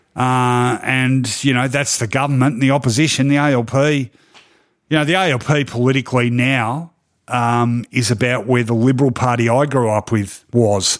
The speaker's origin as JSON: {"language": "English", "town": "Melbourne", "region": "Victoria", "country": "Australia", "tie": "born or raised there", "said": "I grew up in East Melbourne, which was a very traditionally conservative area"}